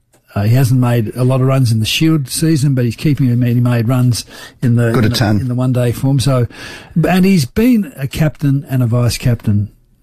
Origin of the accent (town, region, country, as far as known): Adelaide, South Australia, Australia; born or raised there; also born or lived in Victoria / Melbourne